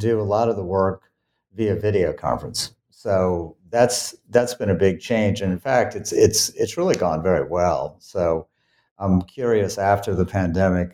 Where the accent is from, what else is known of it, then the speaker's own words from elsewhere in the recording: New Orleans, Louisiana, United States; moved away as an adult; also born or lived in Colorado / California; I grew up in New Orleans, Louisiana.